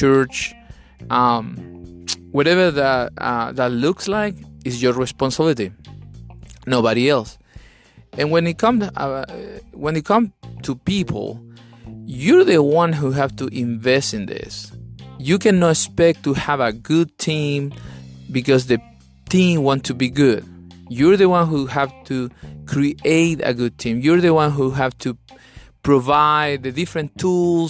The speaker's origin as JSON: {"language": "English", "country": "Chile", "second_language": "English", "moved": "yes", "lives_now": "Atlanta, United States", "said": "I'm from Chile, South America"}